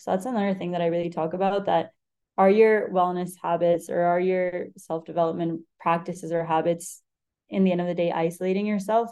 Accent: Argentina; moved away; also born or lived in Spain; I'm from Spain. I grew up in Argentina

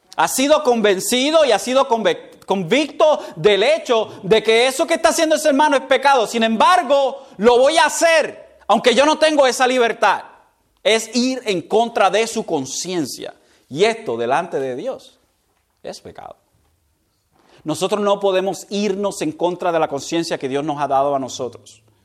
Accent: Puerto Rico; nosotros como puertorriqueños

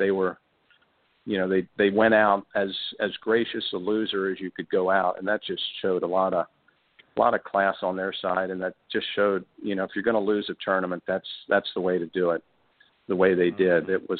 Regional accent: Maryland, United States; now in Orlando, United States; Growing up in Maryland.

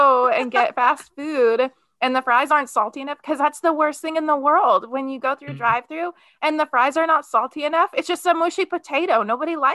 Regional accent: Midwest, United States; I'm from the Midwest

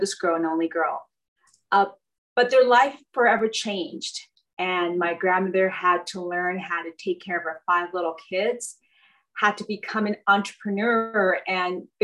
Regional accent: Bell, California, United States; I was born and raised in Southeast Los Angeles. I grew up in a community called Bell, California

